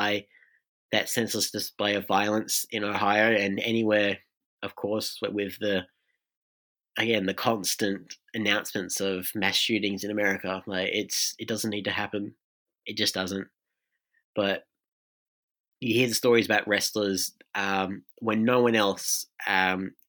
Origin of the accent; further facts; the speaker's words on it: Australia; as an Australian